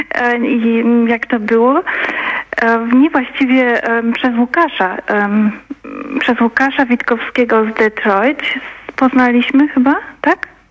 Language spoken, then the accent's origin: Polish; Wrocław, Lower Silesian Voivodeship, Poland; now in Germany; Ja jestem, pochodzę z Wrocławia, z Wrocławia, dokładnie